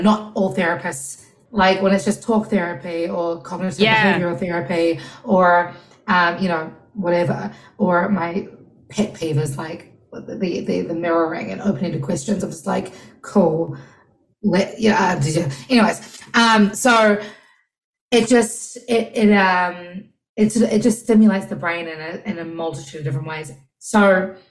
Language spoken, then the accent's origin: English; New Zealand; now in United States; being first generation Kiwi